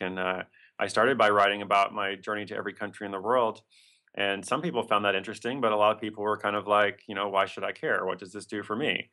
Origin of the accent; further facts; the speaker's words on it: Portland, Oregon, United States; That's my hometown.